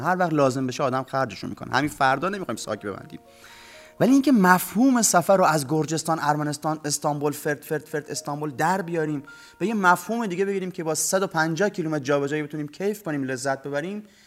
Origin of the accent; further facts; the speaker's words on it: Bushehr, Bushehr Province, Iran; محله قدیمی که هم خونه بچگیام ببینه هم محله جذابتری از بوشهر بودن